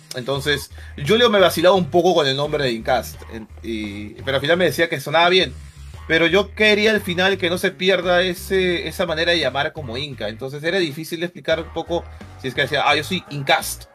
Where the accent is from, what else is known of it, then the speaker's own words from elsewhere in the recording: Lima, Peru; yo soy de Chorrillos, soy de Lima, Perú. Chorrillos ha sido la ciudad donde, bueno, el lugar donde he vivido durante todos mis 27 años